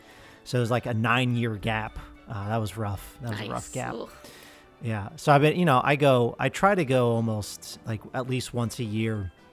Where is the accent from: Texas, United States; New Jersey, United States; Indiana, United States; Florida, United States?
New Jersey, United States; I'm from New Jersey.